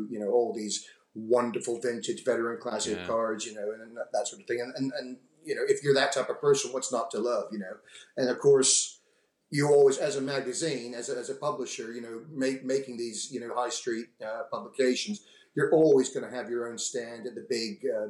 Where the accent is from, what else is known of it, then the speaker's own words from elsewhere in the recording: Houston, Texas, United States; also born or lived in London; now in Bromley, United Kingdom; my father, my sister, in fact, we're all from Texas, Houston. My mother is from Croydon